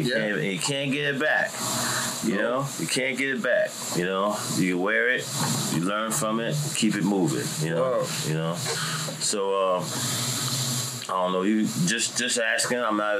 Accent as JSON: {"language": "English", "town": "Sicklerville", "region": "New Jersey", "country": "United States", "tie": "born or raised there", "also_born_or_lived": "Los Angeles", "said": "I grew up in Sicklerville, mm-hmm. you know, out in the country, whole bunch of white guys."}